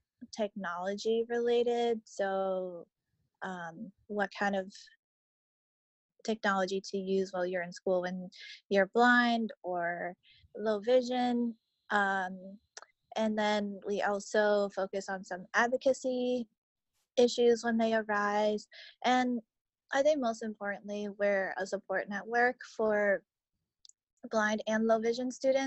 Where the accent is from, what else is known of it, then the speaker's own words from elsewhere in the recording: Boston, Massachusetts, United States; I'm from Boston, and I go to school at Boston College studying sociology